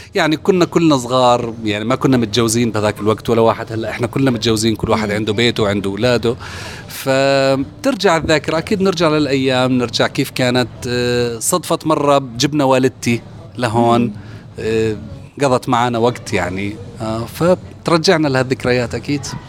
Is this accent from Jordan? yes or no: yes; Jordan; moved away; عندنا في الاردن